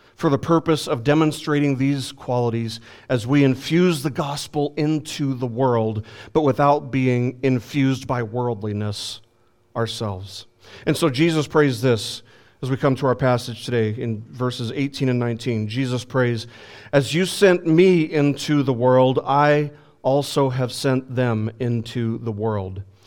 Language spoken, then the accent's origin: English; Las Vegas, Nevada, United States; when I was growing up in Las Vegas